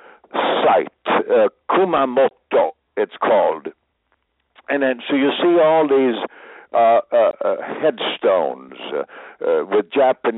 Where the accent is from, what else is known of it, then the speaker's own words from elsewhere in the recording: Sweden; moved away; I was born in Sweden